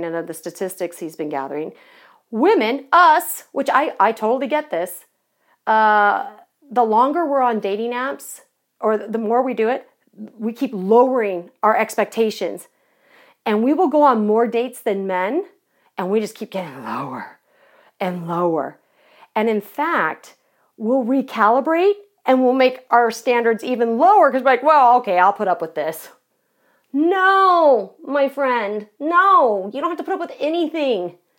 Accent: Irvine, California, United States; I grew up in Southern California, so I lived in Irvine.

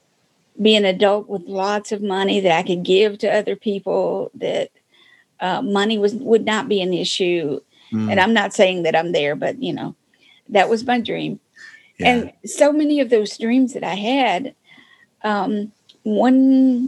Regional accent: Michigan, United States; moved away as an adult; I came from Michigan

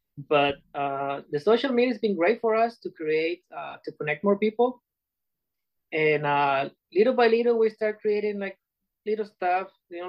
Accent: Puerto Vallarta, Jalisco, Mexico; now in United States; Puerto Vallarta, Mexico.

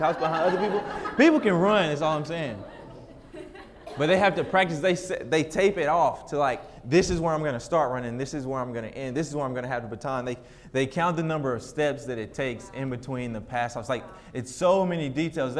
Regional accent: United States; we're American

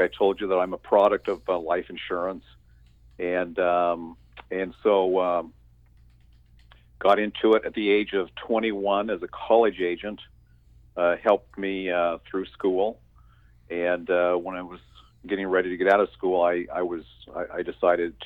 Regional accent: Southeastern Washington State, United States; now in North Carolina, United States; Southeastern Washington State. Most people think that Washington is green and wet. But when you cross the mountains, there's a desert over there and a great big farming area. So I grew up in Washington State

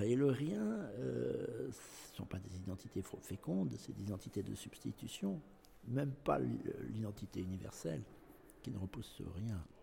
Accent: Nouvelle-Aquitaine, France; ce que je suis actuellement, c'est-à-dire euh, aquitain, français et européen

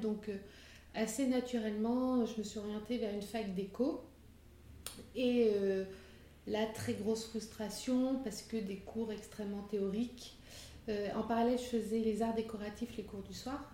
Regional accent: Limousin, Nouvelle-Aquitaine, France; moved away as an adult; also born or lived in Limoges / Paris; je suis du Limousin et pas du Nord

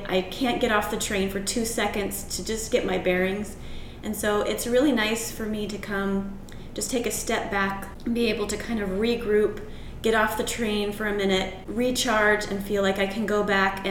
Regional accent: Portland, Oregon, United States; now in St. Louis, United States; I was born in Portland.

